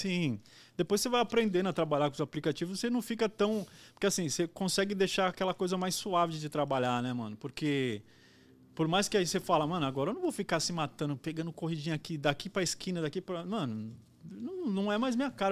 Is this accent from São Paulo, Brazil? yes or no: yes; Guarulhos, São Paulo, Brazil; a trampar em Guarulhos, que eu sou de Guarulhos